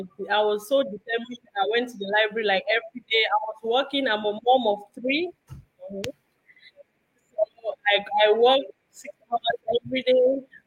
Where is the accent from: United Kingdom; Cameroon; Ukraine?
Cameroon; now in Maryland, United States; I'm from Cameroon.